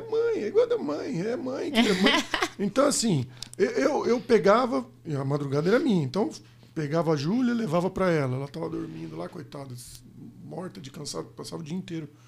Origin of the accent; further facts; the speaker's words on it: interior of Paraná, Brazil; moved away as an adult; eu vim do interior do Paraná